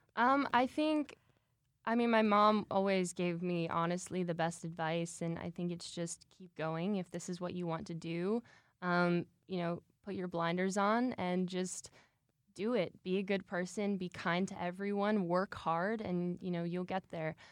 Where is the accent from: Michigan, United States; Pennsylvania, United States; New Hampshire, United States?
Michigan, United States; I'm originally from Michigan, so Midwest gal at heart. Um, I started dancing originally when I was two years old, and then my mom actually opened a dance studio in Michigan when I was three. And so I grew up there